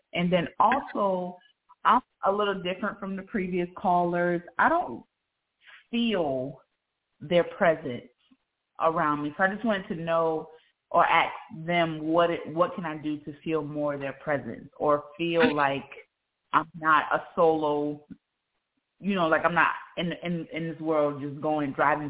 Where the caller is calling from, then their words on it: South Carolina, United States; I'm calling in from South Carolina.